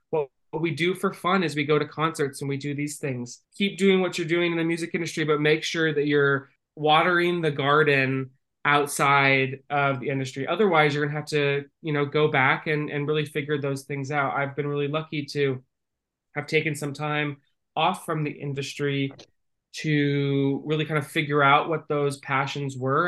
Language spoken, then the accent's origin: English; Northern California, United States; moved away; I grew up in Northern California uh, within an agriculture family